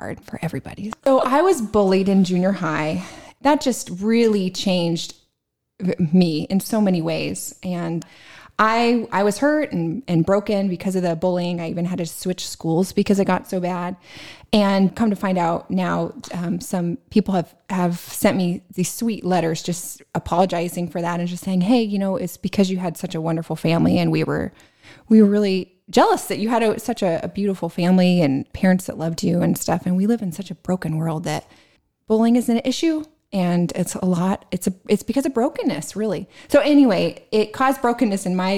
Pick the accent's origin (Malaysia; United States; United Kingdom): United States; San Diego, California; I grew up in San Diego, California, in an amazing Christian family